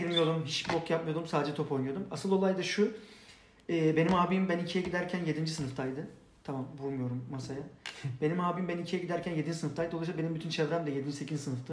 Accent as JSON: {"language": "Turkish", "region": "Istanbul", "country": "Turkey", "tie": "born or raised there", "said": "Beylikdüzü'nde öğrenciydim o zaman."}